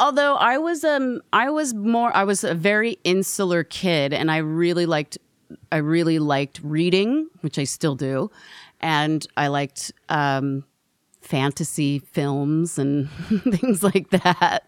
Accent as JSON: {"language": "English", "town": "Portland", "region": "Oregon", "country": "United States", "tie": "born or raised there", "also_born_or_lived": "Oakland, California", "said": "I was born in Portland, Oregon"}